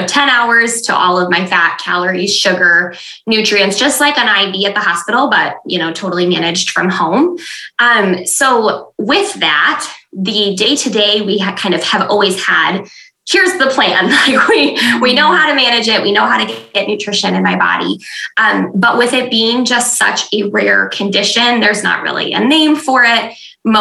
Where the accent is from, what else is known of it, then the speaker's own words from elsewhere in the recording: West Michigan, United States; I'm from West Michigan. I live in Grand Rapids with my husband.